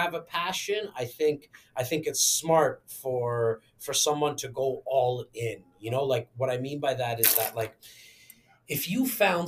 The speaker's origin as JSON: {"language": "English", "town": "Toronto", "region": "Ontario", "country": "Canada", "tie": "born or raised there", "said": "born and raised in Toronto, Canada"}